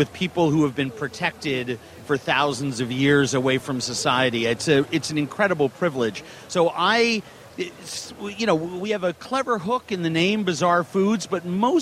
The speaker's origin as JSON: {"language": "English", "town": "Minneapolis", "region": "Minnesota", "country": "United States", "tie": "born or raised there", "said": "You'll be in my hometown. We'll be having this conversation at the convention center in Minneapolis"}